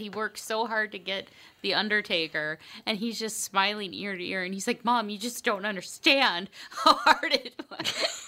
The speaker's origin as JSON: {"language": "English", "town": "Bloomington", "region": "Minnesota", "country": "United States", "tie": "born or raised there", "said": "I grew up in Bloomington"}